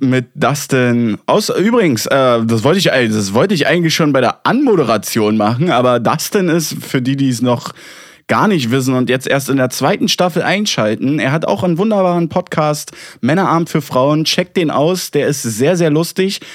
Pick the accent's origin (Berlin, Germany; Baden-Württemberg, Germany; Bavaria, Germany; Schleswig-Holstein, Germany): Berlin, Germany; ich als Berliner